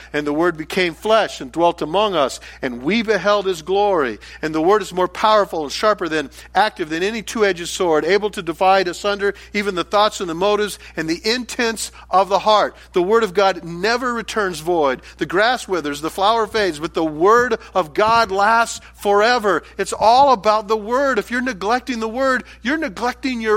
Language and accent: English; United States; for many of us as American Christians